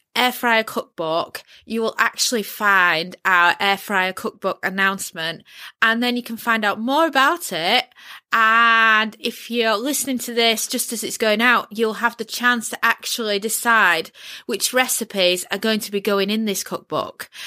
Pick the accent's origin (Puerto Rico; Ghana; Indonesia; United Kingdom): United Kingdom; Yorkshire and the Humber; accent: Yorkshire; also born or lived in London; moved, um, up to Yorkshire as a toddler